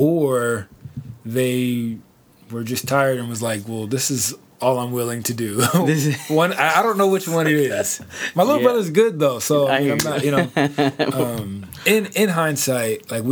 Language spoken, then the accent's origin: English; Oceanside, California, United States; I'm from Oceanside, Inland, Oceanside, 92057, Gallery Drive